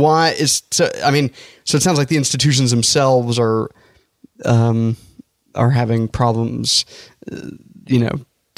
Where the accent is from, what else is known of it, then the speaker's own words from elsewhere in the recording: Denver, Colorado, United States; I came from Denver. {S9} Right. {S8} In Denver, we didn't talk PC.